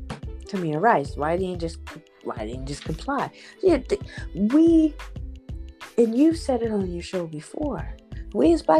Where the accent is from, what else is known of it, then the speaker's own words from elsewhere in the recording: Canton, Ohio, United States; I'm from Canton, Ohio. Born and raised.